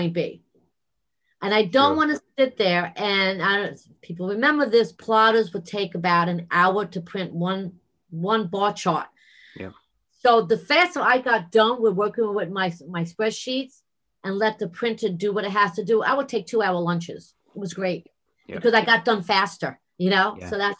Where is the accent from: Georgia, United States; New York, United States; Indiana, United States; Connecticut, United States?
New York, United States; New York City; accent: New York